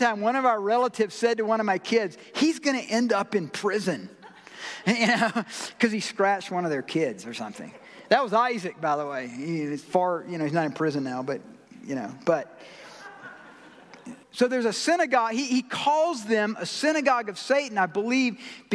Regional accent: Georgia, United States; I'm from Georgia

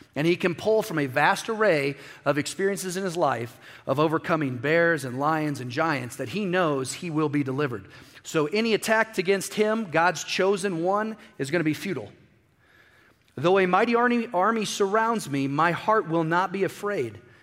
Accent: Midwest, United States; I grew up in the Midwest

